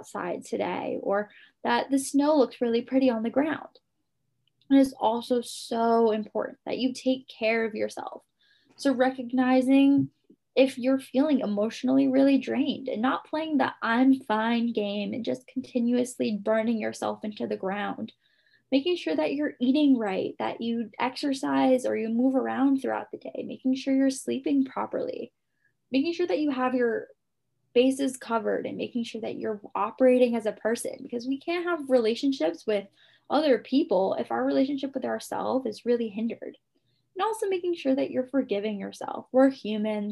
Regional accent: Guam; moved away; I'm from Guam originally

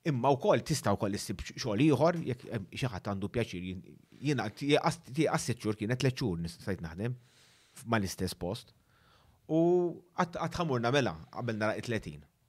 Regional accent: Malta

